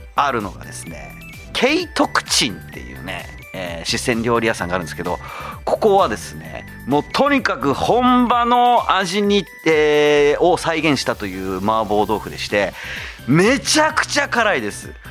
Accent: Zama, Kanagawa, Japan; 神奈川県座間市で生まれ育った

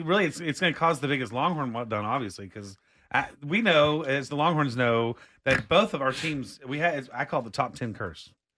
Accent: Austin, Texas, United States; I grew up here in Austin

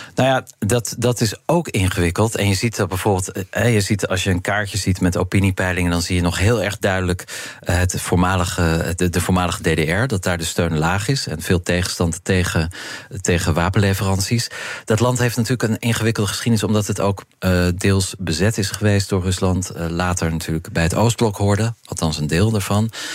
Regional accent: Netherlands; als Europeanen, als Nederlanders

